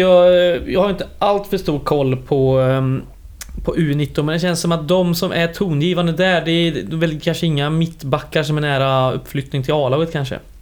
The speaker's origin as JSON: {"language": "Swedish", "area": "western Skaraborg", "region": "Västra Götaland", "country": "Sweden", "tie": "born or raised there", "said": "jag är från västra Skaraborg."}